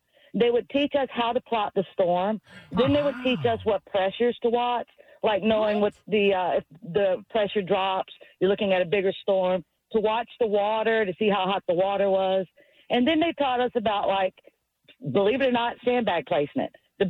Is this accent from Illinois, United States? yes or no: no; Gulfport, Mississippi, United States; now in Lithonia, United States; I'm actually from Gulfport, Mississippi, right down where Katrina hit.